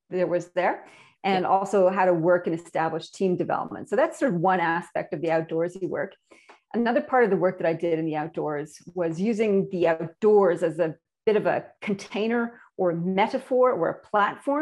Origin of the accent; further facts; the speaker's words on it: Canada; moved away as an adult; now in Australia; my accent. Apparently I have one, and I'm imported from Canada, land of lakes, rivers, and maple syrup